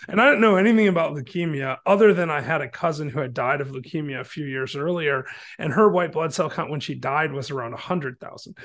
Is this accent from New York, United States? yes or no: no; Michigan, United States; now in Chattanooga, United States; I'm from Michigan originally